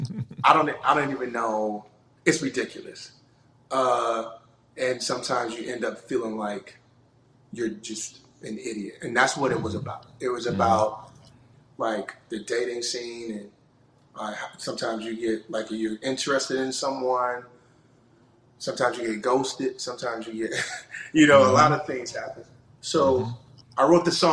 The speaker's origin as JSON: {"language": "English", "region": "North Carolina", "country": "United States", "tie": "born or raised there", "lives_now": "Charlotte, United States", "said": "I'm from North Carolina, born and raised."}